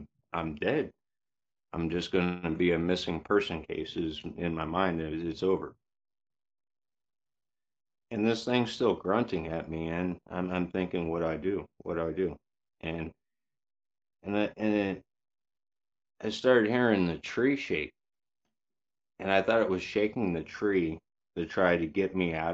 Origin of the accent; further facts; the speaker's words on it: Yakima area, Washington, United States; also born or lived in Vancouver, Washington; I was born in Yakima in the 80s. I was taken out of Yakima to a smaller farm town, basically to get raised to where I wouldn't get in gangs or anything like